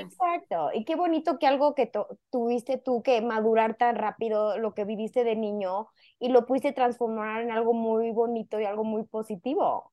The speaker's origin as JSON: {"language": "Spanish", "country": "Mexico", "said": "como buenos mexicanos"}